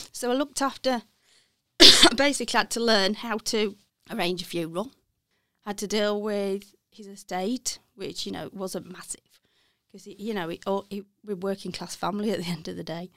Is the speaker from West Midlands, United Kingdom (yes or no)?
yes; Walsall, West Midlands, United Kingdom; accent: Brummie; moved away as an adult; now in Sheffield, United Kingdom; I am a, a Bromé, so I originally come from Walthall.